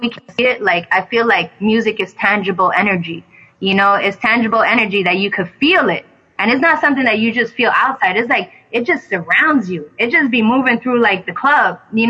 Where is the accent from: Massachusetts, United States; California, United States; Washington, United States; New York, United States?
New York, United States; New York City; I'm from the Bronx